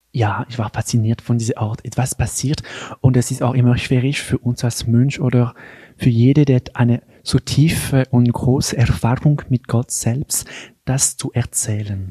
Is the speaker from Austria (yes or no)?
no; Geneva, Switzerland; German is a second language; moved away as an adult; now in Einsiedeln, Switzerland; ich bin äh, in Genf geboren und aufgewachsen in eine ganz normale Familie